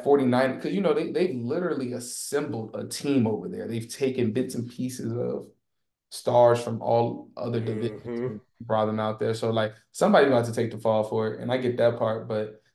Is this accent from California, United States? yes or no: no; Chicago, Illinois, United States; moved away; also born or lived in Los Angeles; Growing up in Chicago